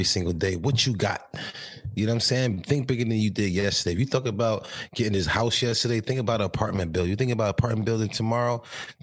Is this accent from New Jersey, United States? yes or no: yes; New Jersey, United States; I'm from Jersey